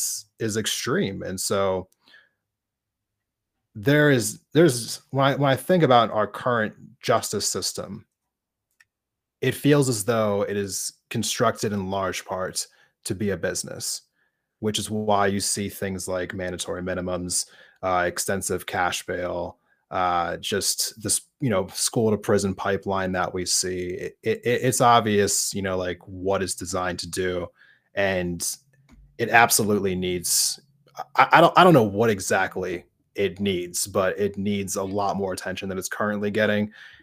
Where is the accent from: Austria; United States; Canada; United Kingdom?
United States; East Coast; I saw this quite a bit growing up in the East Coast.